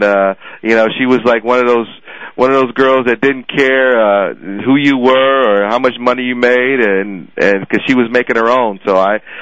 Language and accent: English; Arizona, United States; moved away; I grew up in Arizona, spent a lot of time there